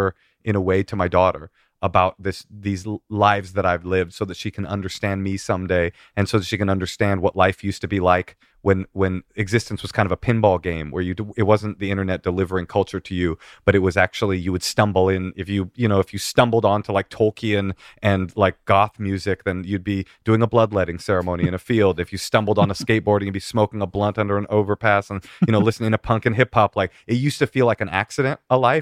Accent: San Francisco, California, United States; my hometown paper, the San Francisco Chronicle

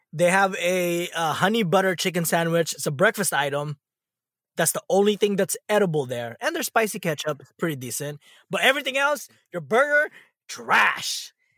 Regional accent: California, United States; moved away; you probably associate me as a Californian

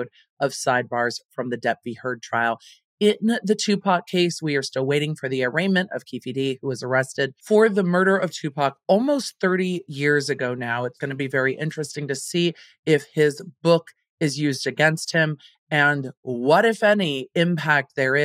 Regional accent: Southern California, United States; I grew up in Southern California

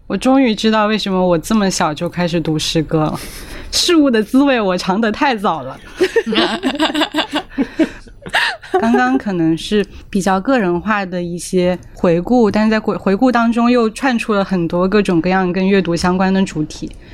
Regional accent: Jiangxi, China; accent: Mandarin (no dialect); first language Mandarin; 我自己是出生在一个说普通话的家庭，我没有在这种方言的背景中长大，我妈妈是播音员嘛，然后江西又是一个推广普通话做得特别成功的一个省份

